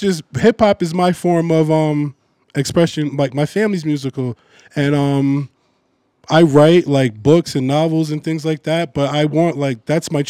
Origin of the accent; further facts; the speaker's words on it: Huntington, New York, United States; moved away as an adult; also born or lived in Jamaica, Queens, New York / Brooklyn, New York; I was born in Long Island, Huntington